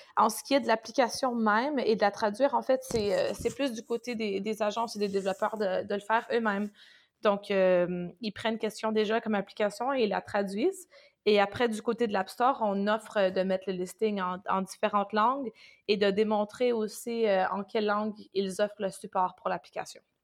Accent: Canada; also born or lived in France; now in Düsseldorf, Germany; je suis canadienne, donc j'habite à Düsseldorf.

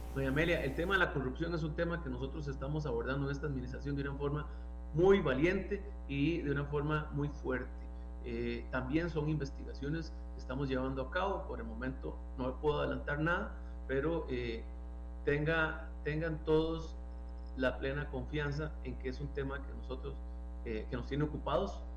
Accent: Costa Rica; como costarricenses

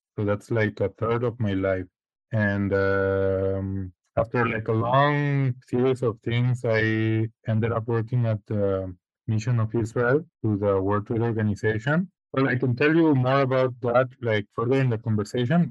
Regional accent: Guadalajara, Jalisco, Mexico; moved away as an adult; also born or lived in Spain / United States; now in Switzerland; I am originally from from Guadalajara, Guadalajara, Jalisco. I was born there and pretty much lived my whole life there.

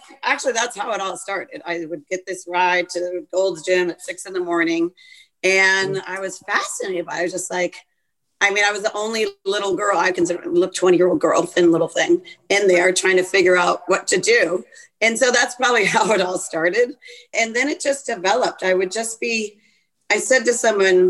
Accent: East Coast, United States; moved away as an adult; I'm from the East Coast, one of six children.

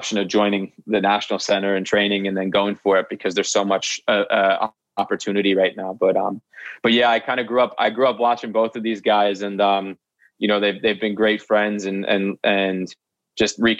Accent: United States

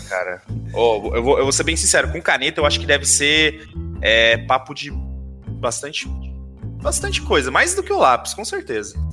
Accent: Caraguatatuba, São Paulo, Brazil; Em Caraguá, eu cresci com a mesma molecada desde o ensino fundamental

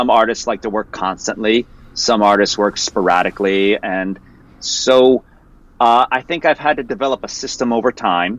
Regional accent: Mount Arlington, New Jersey, United States; moved away as an adult; also born or lived in Morristown, New Jersey / Miami, Florida; I was born in Morristown. I grew up in an area called Mount Arlington.

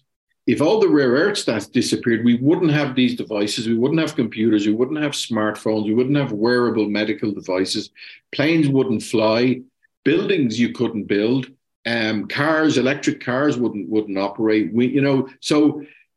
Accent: Ireland; I'm Irish

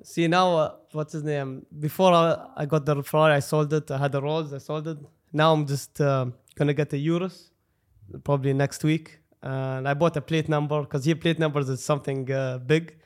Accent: Dubai, United Arab Emirates; I'm from Dubai

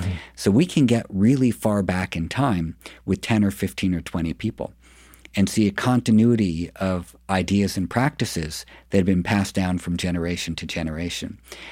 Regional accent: New York City, New York, United States; I grew up in New York City

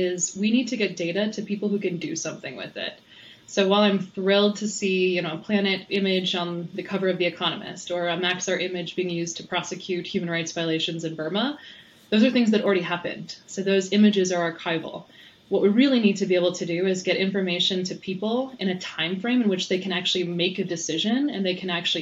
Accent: Iowa, United States; now in Louisville, Colorado, United States; a kid growing up in Iowa.

